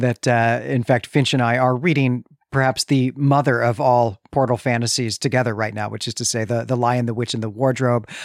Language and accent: English; Chicago, Illinois, United States; You can hear that I'm from Chicago